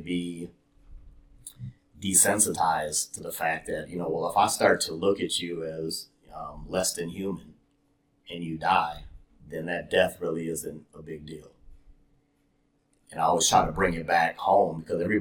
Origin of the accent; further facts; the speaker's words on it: Brooklyn Center, Minnesota, United States; I grew up in Brooklyn Center, Brooklyn Park.